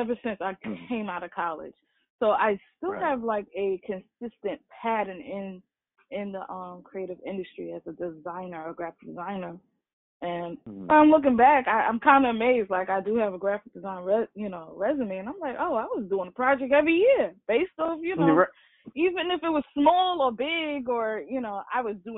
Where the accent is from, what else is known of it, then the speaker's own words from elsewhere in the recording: Baltimore, Maryland, United States; also born or lived in Harlem, New York / Staten Island, New York; little girl, growing up in Harlem, move to Staten Island, then move to Baltimore, raised in Baltimore